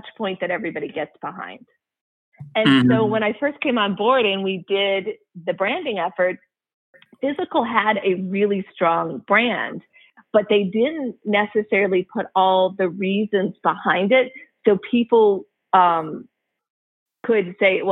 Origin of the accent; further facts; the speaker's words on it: Midwest, United States; I went to Michigan. Yes, I'm from the Midwest